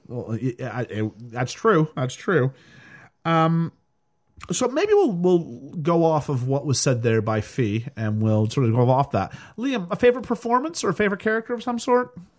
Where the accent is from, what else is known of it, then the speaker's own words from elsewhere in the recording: Canada; as a Canadian